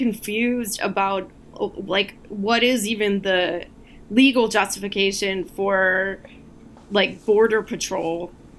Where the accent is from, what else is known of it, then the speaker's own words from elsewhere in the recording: West Coast, United States; I am from the West Coast